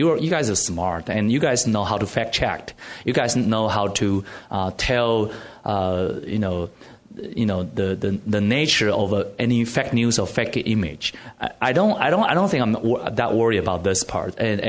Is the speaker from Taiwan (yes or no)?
yes; Taiwan